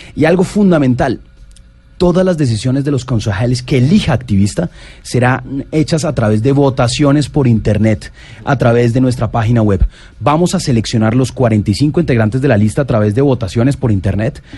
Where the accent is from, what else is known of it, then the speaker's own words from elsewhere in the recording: Bogotá, Colombia; also born or lived in Medellín / Germany / London; crecí en Bogotá, soy de Medellín